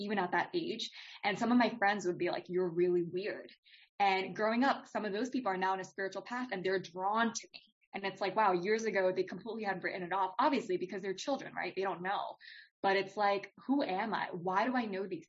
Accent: United States; I was born here, but my parents were from India

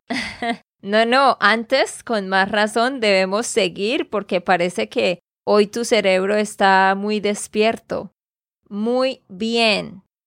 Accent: Santander, Colombia; de Santander, Colombia

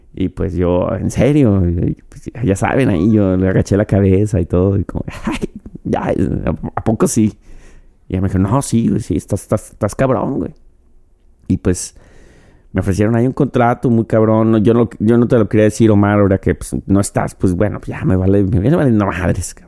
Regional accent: Mexico; como mexicano, como yo

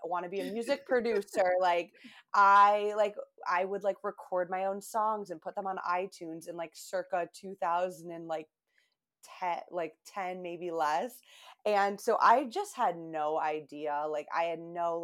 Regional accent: Buffalo, New York, United States; also born or lived in Albany, New York; now in Boston, United States; I grew up in Buffalo, New York, but moved to Boston, where I live now

